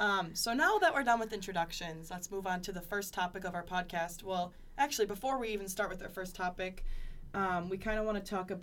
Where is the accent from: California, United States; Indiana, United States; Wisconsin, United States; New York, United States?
Wisconsin, United States; Appleton; I'm from Appleton, Wisconsin, which is 30 minutes south.